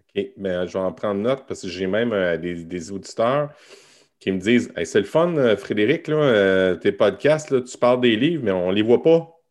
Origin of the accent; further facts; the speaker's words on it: Montmagny, Quebec, Canada; Moi, je restais à Montmagny